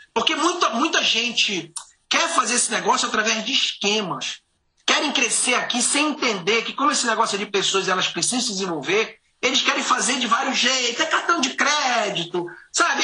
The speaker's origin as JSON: {"language": "Portuguese", "area": "Santarém", "region": "Pará", "country": "Brazil", "tie": "born or raised there", "also_born_or_lived": "Belém", "moved": "as an adult", "lives_now": "United States", "said": "Eu, é, nasci em Belém, nasci em Santarém, me cresci numa ilha, fui para Belém"}